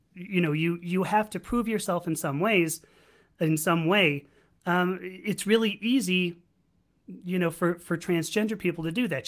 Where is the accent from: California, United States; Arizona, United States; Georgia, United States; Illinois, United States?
California, United States; Los Angeles; also born or lived in San Diego; my hometown, which is Los Angeles